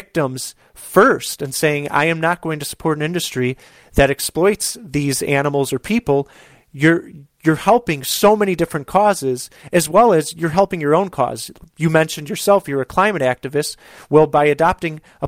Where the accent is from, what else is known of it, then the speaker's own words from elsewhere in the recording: Chicago, Illinois, United States; here in my hometown of Chicago